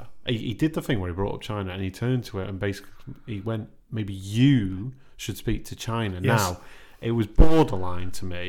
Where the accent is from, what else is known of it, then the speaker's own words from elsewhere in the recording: Crewe, North West England, United Kingdom; I grew up in Crewe